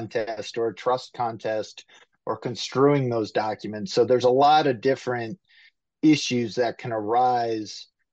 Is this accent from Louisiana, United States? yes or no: no; Ohio, United States; also born or lived in Florida / Washington State / North Carolina; now in Cleveland, United States; I'm from the Ohio area.